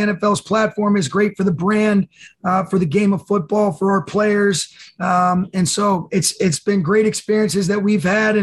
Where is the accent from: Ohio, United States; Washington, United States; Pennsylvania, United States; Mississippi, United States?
Ohio, United States; Dayton; now in Los Angeles, United States; I was born in Dayton, Ohio